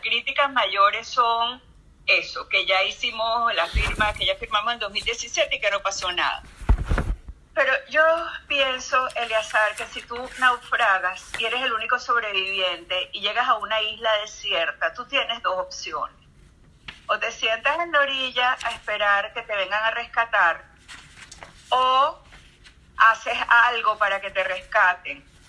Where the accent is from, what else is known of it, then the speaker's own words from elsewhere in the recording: Venezuela; nosotros los venezolanos